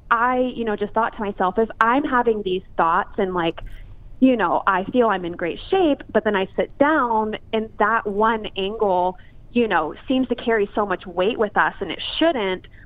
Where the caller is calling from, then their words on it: Los Angeles, California, United States; Uh, Los Angeles.